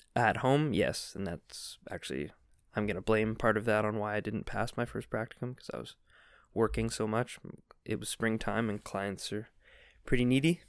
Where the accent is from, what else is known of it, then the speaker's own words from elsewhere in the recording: Victoria, British Columbia, Canada; moved away as an adult; also born or lived in Nanaimo; now in South Korea; I grew up in Nanaimo in Victoria, which are both on Vancouver Island